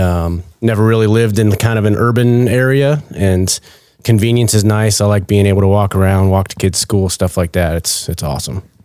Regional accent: Maine, United States; moved away; originally from Maine

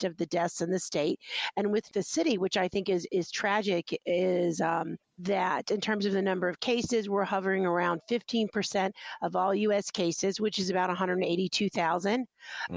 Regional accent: Texas, United States; now in New York City, United States; I'm from Texas. You know, I was born in Texas.

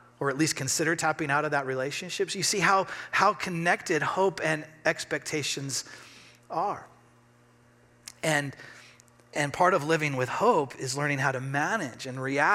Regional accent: Redmond, Oregon, United States; also born or lived in Bend, Oregon; I grew up in Bend in Central Oregon. I grew up in Redmond

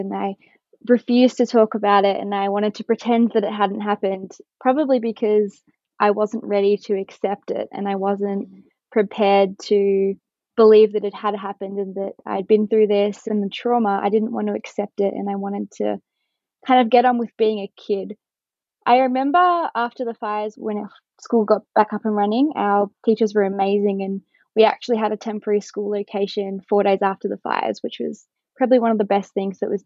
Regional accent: Kinglake, Victoria, Australia; I am from Kinglake and I'm currently studying a Bachelor of Science at the University of Melbourne

